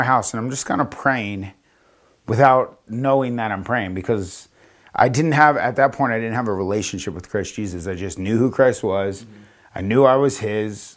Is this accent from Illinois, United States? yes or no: no; Florida, United States; moved away as an adult; also born or lived in New York / Las Vegas / Denver; I was from Florida. I went to school in New York. I came back to Florida